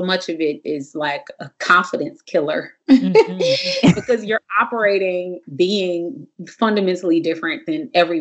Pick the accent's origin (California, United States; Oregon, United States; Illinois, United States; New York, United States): California, United States; Compton; also born or lived in Crenshaw District, Los Angeles / Washington, D.C.; I am a Comptonian. I'm from Compton, California, and grew up out here, South Bay area in Compton.